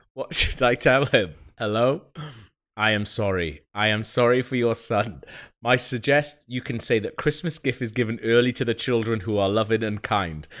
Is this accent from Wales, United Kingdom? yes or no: yes; Wales, United Kingdom; I'm Welsh